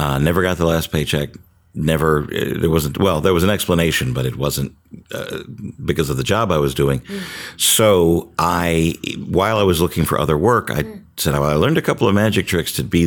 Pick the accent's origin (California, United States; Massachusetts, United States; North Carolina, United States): North Carolina, United States; Charlotte; also born or lived in Virginia; I grew up in Charlotte, North Carolina. I was born and raised there